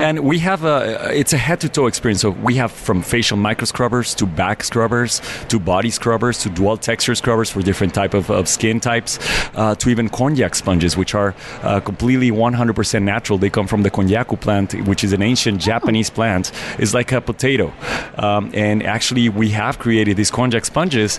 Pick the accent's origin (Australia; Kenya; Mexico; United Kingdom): Mexico; Mexico City; moved away as an adult; now in United States; I'm originally from Mexico City, and I moved to America 11 years ago.